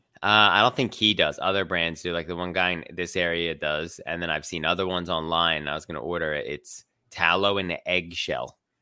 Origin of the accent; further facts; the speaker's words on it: Philadelphia, Pennsylvania, United States; I'm from Philly